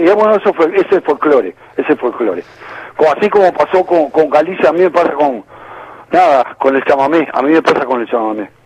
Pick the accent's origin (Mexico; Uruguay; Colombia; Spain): Uruguay; moved away as an adult; also born or lived in New York area, United States / Florida, United States; Fuimos quinteto también con otro uruguayo